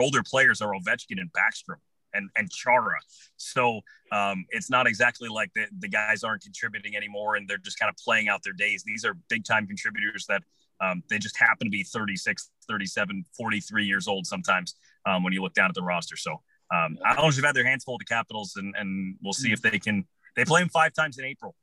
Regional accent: Wisconsin, United States; I was born in Wisconsin, so I went up playing hockey at the time I was four years old my whole life through high school

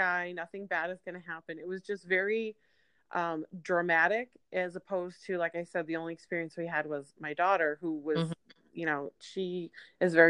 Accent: Syracuse, New York, United States; now in California, United States; We moved back to my hometown of Syracuse, New York

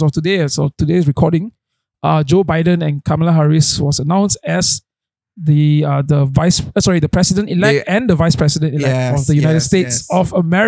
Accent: Malaysia; Yeah, I'm Malaysian.

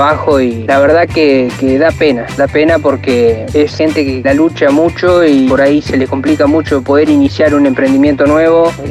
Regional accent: Santa Rosa, La Pampa, Argentina; de Santa Rosa La Pampa

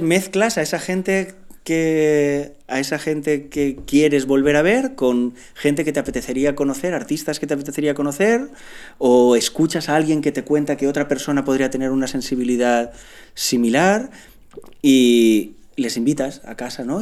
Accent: Picanya, Valencian Community, Spain; Picaña es un pueblo

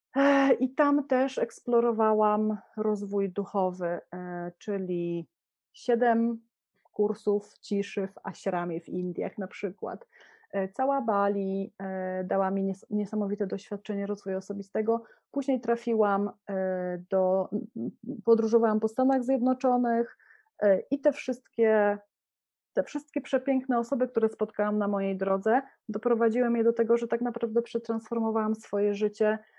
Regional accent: Poland; moved away; jesteśmy w Polsce, urodziliśmy się w Polsce, jesteśmy podłączeni do kultury

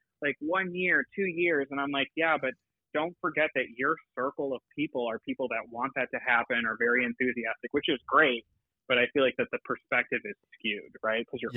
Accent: Ohio, United States; now in California, United States; I'm originally from Ohio. I'm not from California

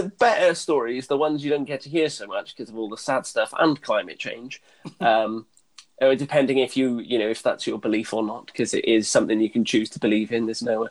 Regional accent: Wales, United Kingdom; I'm a Welsh man living in Wales

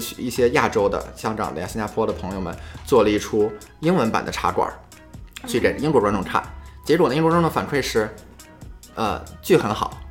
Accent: China; now in United States; 我作为中国人在美国

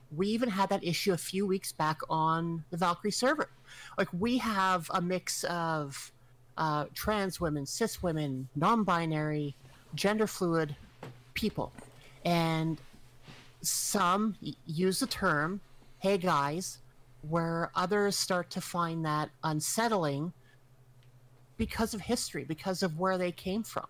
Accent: Canada; I'm Canadian and we are sheltered. We live in a frozen wasteland.

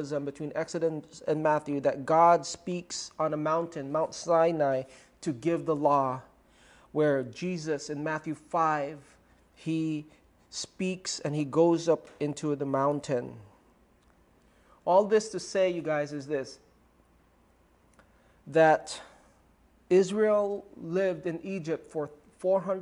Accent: Philippines; first language Tagalog; English is a second language; Tagalog, my native tongue

